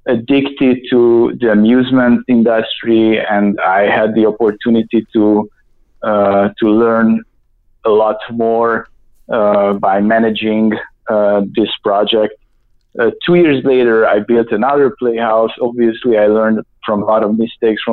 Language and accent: English; Budapest, Hungary; moved away as an adult; also born or lived in United States; I was born in Hungary, Budapest, and my story pretty much started when I came to the U.S. for an exchange student